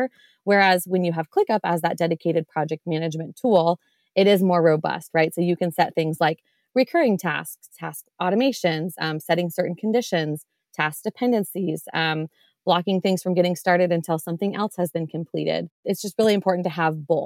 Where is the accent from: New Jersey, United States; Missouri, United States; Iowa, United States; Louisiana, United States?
Iowa, United States; I am from Iowa